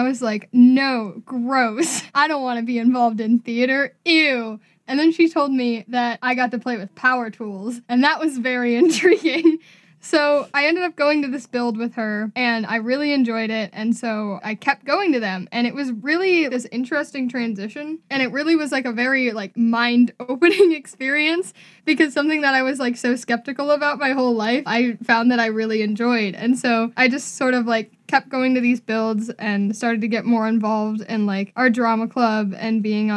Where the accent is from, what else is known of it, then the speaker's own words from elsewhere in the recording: Cleveland, Ohio, United States; I'm from Cleveland, Ohio, born and raised there